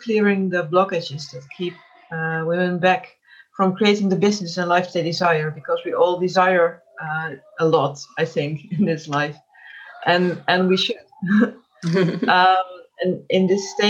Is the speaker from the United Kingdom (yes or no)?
no; Netherlands; I'm from the Netherlands